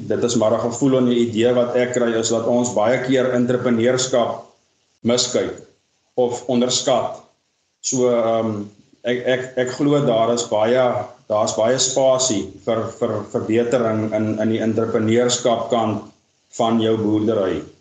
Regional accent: Vredendal, Western Cape, South Africa; born there; Maar nou, ek is gebore in Vredendal in die Weskaap. Um, ons het ons het getrek alhoewel noord toe.

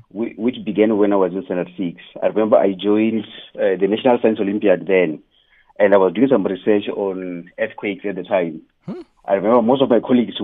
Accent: Nelwamondo, Venda, Limpopo, South Africa; I come from Nelwamondo, which is a village where we are the royals there

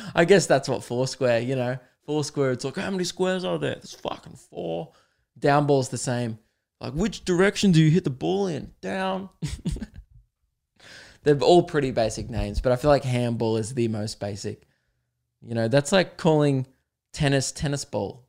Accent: Adelaide, South Australia, Australia; I was born in Adelaide

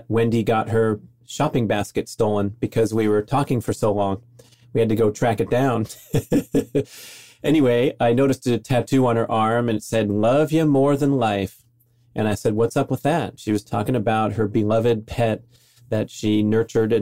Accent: Los Angeles, California, United States; my hometown in Los Angeles

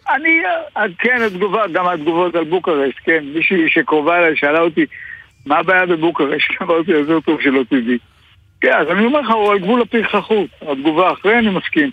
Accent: Israel; בתור ישראלי

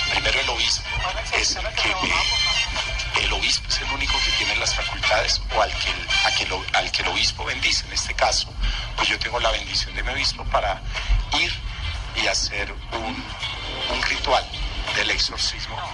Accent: Colombia; Yo soy un colombiano más que quiero abrazar a mis hermanos los colombianos.

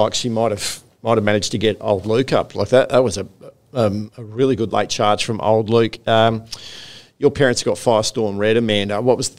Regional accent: Queensland, Australia; now in New South Wales, Australia; I'm a Queenslander, but I've lived here long enough.

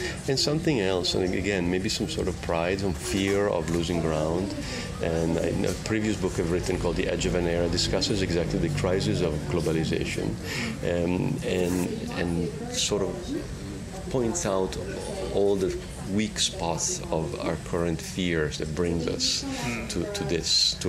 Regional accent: Italy; English is a second language; now in United States; So I think what's happening there is I see it happening in my home country in Italy as well. Of course, I've seen it in the adopted country of America as well.

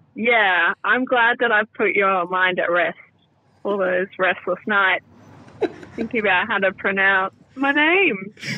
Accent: Perth, Western Australia, Australia; moved away; I'm from Perth, which has a much milder climate

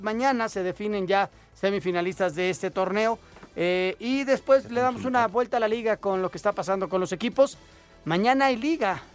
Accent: Mexico; todos somos mexicanos

